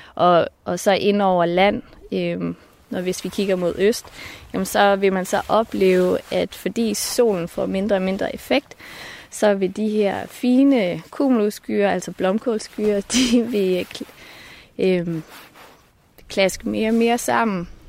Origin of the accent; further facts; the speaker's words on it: Marstal, Southern Denmark, Denmark; nu er jeg født i Marstal på Ærø, nede i det sydfynske